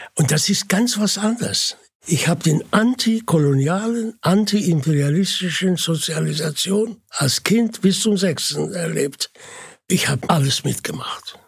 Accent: Mansoura, Dakahlia, Egypt; German is a second language; moved away; Und das ist die Stadt, wo ich geboren bin

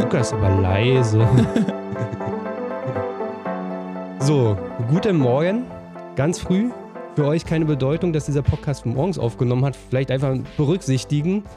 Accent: eastern Germany, Germany; bei uns im Osten

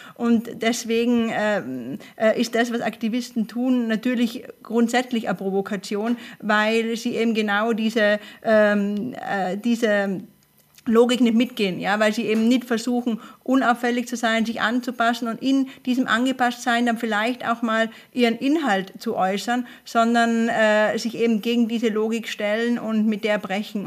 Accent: Tyrol, Austria; ich komme aus Tirol ursprünglich

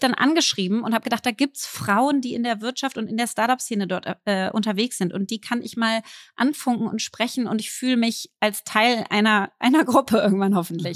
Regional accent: Berlin, Germany; als Berlinerin

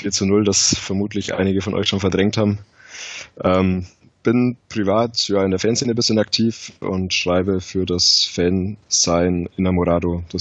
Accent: Ingolstadt, Bavaria, Germany; born there; 24 äh, Jahre, gebürtig aus Ingolstadt.

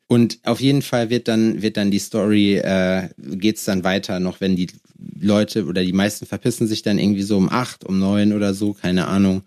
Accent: Lüdenscheid, North Rhine-Westphalia, Germany; in Lüdenscheid, wo ich herkomme

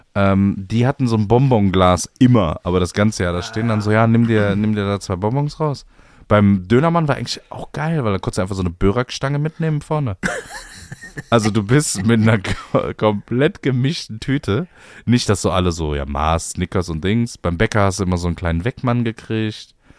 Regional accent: Cologne, North Rhine-Westphalia, Germany; ich bin ja im, in der Kölner Südstadt groß geworden

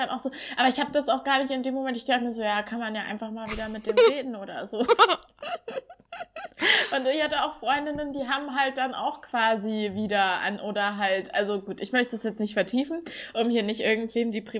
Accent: East Germany, Germany; zum Männertag, so heißt es bei uns im Osten

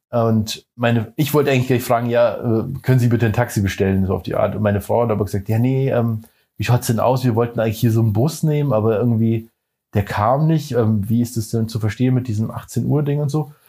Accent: Germany; also wir sind ja Touristen. Ja, ist ja klar. Wir kommen aus Deutschland hierher und machen Touristensachen.

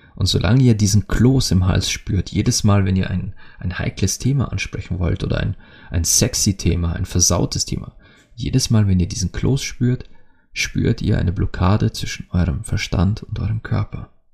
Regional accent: Austria; als Österreicher

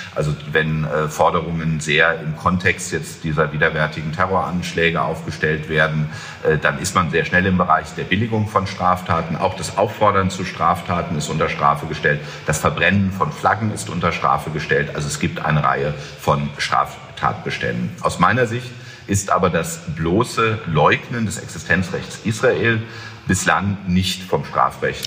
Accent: Germany; wir uns auch als Deutsche

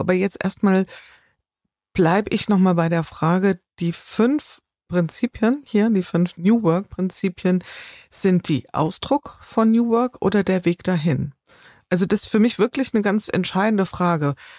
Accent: Taunus, Hesse, Germany; in meinem Heimatort in, in Taunus

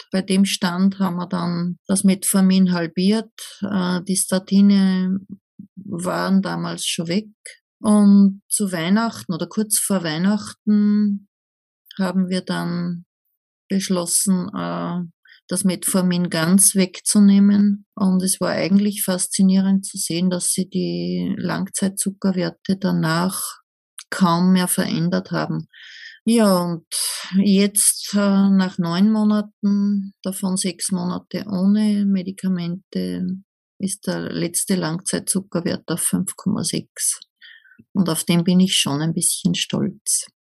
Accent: Upper Austria, Austria; ich komme aus Oberösterreich, aus einer Kleinstadt in der Nähe der deutschen Grenze

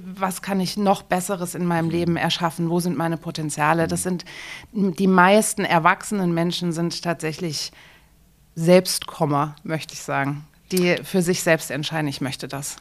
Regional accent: Frankfurt, Hesse, Germany; moved away as an adult; now in Dresden, Germany; ich komme selbst aus Frankfurt

